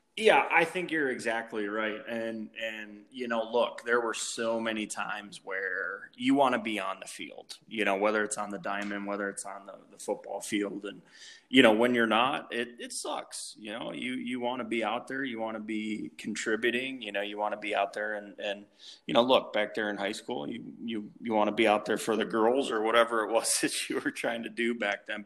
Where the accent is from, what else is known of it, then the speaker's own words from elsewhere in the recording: Cleveland, Ohio, United States; moved away as an adult; also born or lived in Toledo, Ohio; I grew up in Cleveland um, all through my childhood, um, and, and went to high school there